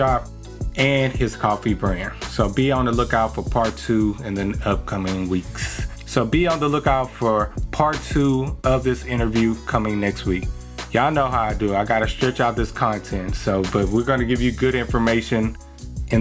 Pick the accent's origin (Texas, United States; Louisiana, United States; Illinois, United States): Texas, United States; Port Arthur; my hometown. Okay. Another type of PA, Port Arthur, Texas.